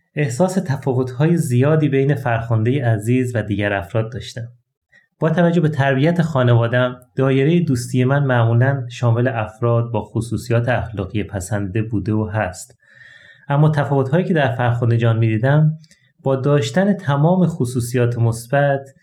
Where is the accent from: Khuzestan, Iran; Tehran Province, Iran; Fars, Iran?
Khuzestan, Iran; Ahvaz; در شهر اهواز یکی از گرمترین شهرهای ایران